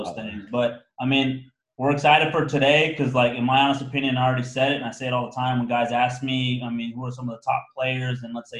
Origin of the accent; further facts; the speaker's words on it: United States; moved away; I come from the States, right?